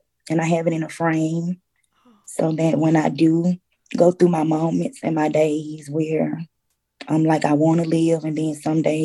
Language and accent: English; Mississippi, United States; moved away; we're from Mississippi